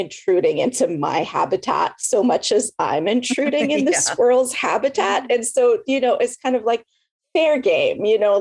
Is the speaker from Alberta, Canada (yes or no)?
no; Montreal, Quebec, Canada; moved away as an adult; also born or lived in Victoria, British Columbia; now in Texas, United States; I'm originally from Montreal in Quebec, and then I moved to Texas 15 years ago